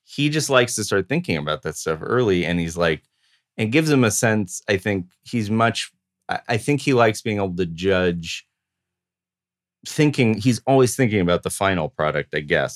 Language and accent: English; Los Angeles, California, United States; growing up in Los Angeles